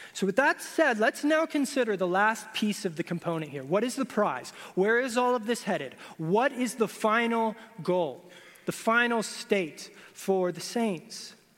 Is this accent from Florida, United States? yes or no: yes; Florida, United States; moved away; I grew up in Florida